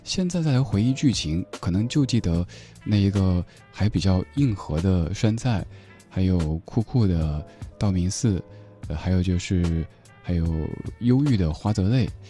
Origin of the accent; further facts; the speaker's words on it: Chengdu, Sichuan, China; 在我家乡西南成都卡雷格民谣酒吧